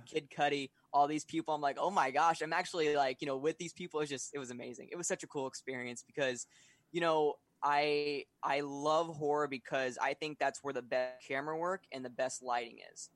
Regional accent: Florida, United States; also born or lived in Atlanta, Georgia; I'm from Florida

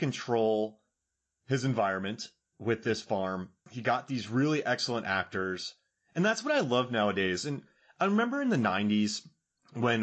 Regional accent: Florida, United States; now in Georgia, United States; I live in Georgia. I grew up in Florida, so I had to go north to get south

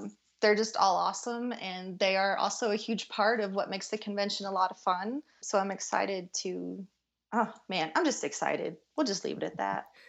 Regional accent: Kentucky, United States; now in Denver, United States; I'm from Kentucky

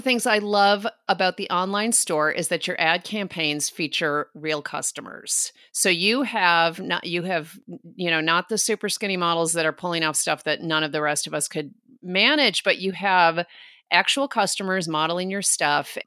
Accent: New York, United States; my part of New York

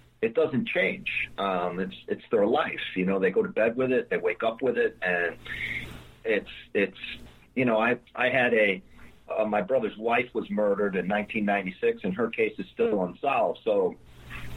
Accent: New England, United States; my hometown in New England where I grew up.

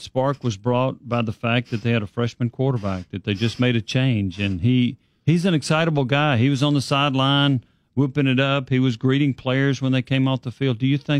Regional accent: Memphis, Tennessee, United States; From where I come from, I'm from Memphis, Tennessee.

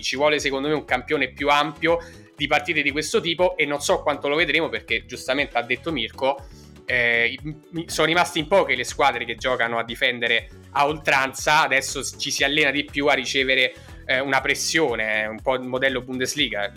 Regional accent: San Severino, Italy; siamo entrambi di San Severino

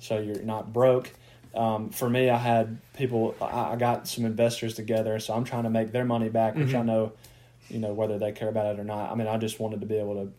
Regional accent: Golden, Mississippi, United States; moved away as an adult; now in Memphis, United States; I grew up in Golden, Mississippi

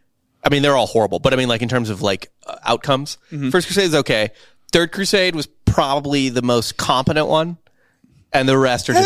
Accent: St. Louis, Missouri, United States; So St. Louis, where I'm from, is named after St. Louis the 12th or 10th or something like that.

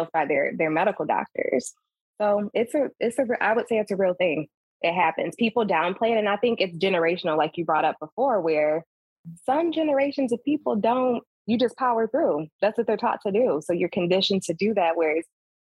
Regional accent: Chicago, Illinois, United States; I'm from Chicago, so that's what I rep.

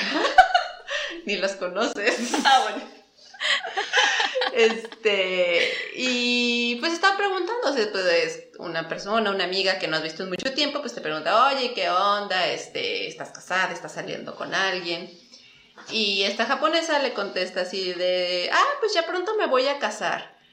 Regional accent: Mexico; moved away as an adult; also born or lived in Japan; soy de México, soy mexicana

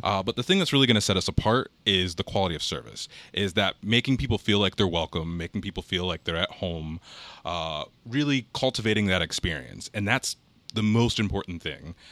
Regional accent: Harrisonburg, Virginia, United States; also born or lived in Charlottesville, Virginia; I grew up in Harrisonburg, Virginia.

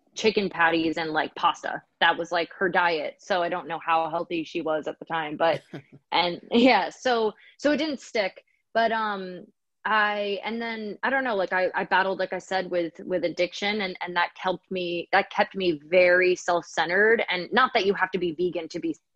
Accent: New Hampshire, United States; my older sister and I grew up in New Hampshire together

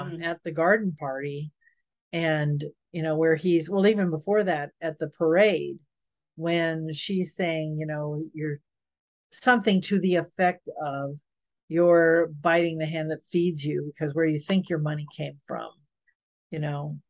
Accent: Georgia, United States; people that I grew up with in Georgia

